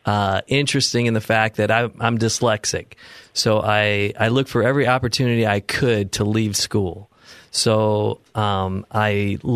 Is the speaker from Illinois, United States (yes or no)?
yes; Illinois, United States; moved away as an adult; now in Temecula, United States; I spent the first 30 years of my life in Illinois, which I tell everybody I'm a native Californian. I was just born in the wrong state.